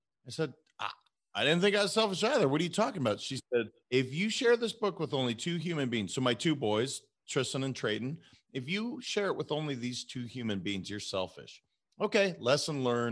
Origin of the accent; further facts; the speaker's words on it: Montana, United States; moved away as an adult; also born or lived in California; I'm a kid from Montana that I never thought I would leave Montana.